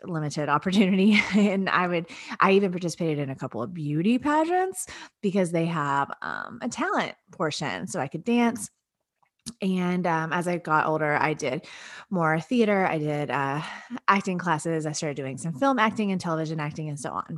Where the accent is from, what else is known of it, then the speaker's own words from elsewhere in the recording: Lake Jackson, Texas, United States; my hometown of Lake Jackson, Texas